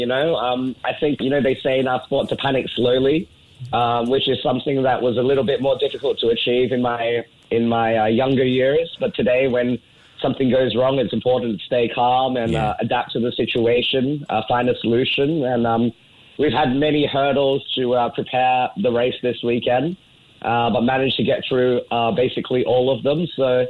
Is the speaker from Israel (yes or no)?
no; Singapore; But the good thing about being Singaporean is Singapore very often do the thing that makes sense